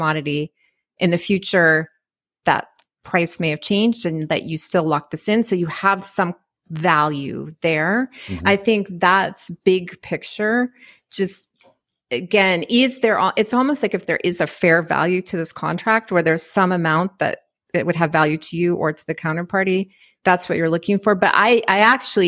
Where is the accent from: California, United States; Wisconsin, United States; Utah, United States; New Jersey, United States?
Wisconsin, United States; when I was a kid in Wisconsin